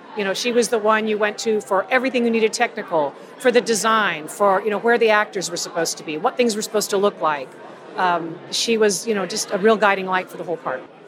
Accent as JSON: {"language": "English", "town": "Tampa", "region": "Florida", "country": "United States", "said": "We're both girls from Tampa"}